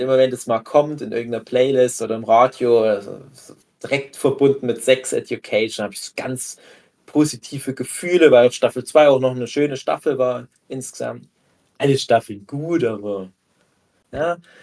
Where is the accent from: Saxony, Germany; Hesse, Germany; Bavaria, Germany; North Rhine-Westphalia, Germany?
Saxony, Germany; Erzgebirge; meine Heimat des Erzgebirge